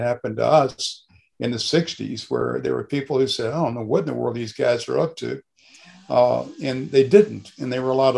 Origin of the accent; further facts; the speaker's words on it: Mississippi Delta, United States; moved away as an adult; now in Carbondale, United States; I grew up in Mississippi. I grew up in cotton country. I was from the Delta of Mississippi